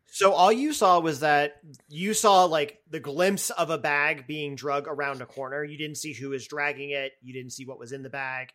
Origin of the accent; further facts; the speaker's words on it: Boston, Massachusetts, United States; as a Bostonian